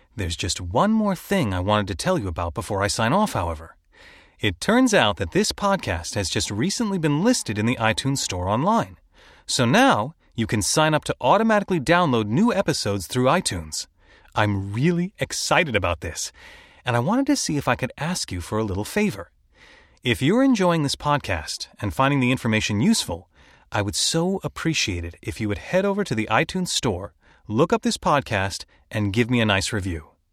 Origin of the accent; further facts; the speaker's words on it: Chicago, Illinois, United States; I was born and raised mostly in Chicago